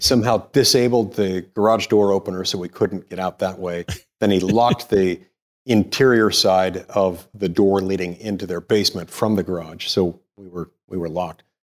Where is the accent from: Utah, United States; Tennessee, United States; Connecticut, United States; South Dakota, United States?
Utah, United States; also born or lived in McLean, Virginia; I grew up in Utah